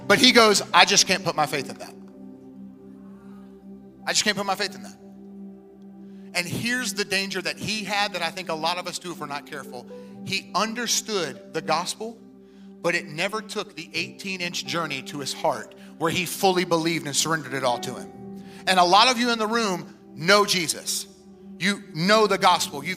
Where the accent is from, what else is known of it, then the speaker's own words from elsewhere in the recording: Wilmington, United States; moved away as an adult; now in Tampa, United States; my hometown of Wilmington